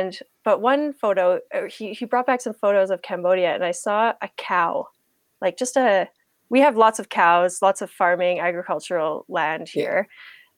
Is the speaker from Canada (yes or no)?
yes; Canada; also born or lived in Germany; I'm in Canada right now, and I'm Canadian. I was born in Germany on an army base there.